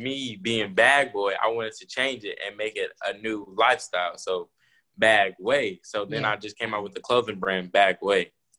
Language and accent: English; Missouri, United States; I'm from Missouri. I'm a 16-year-old entrepreneur.